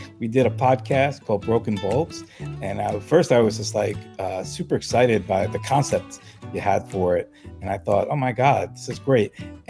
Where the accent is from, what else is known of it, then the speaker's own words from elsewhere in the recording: New York City, New York, United States; also born or lived in Massachusetts; I grew up in New York City. I grew up in Brooklyn. I was walking the streets of Bedford and Midwood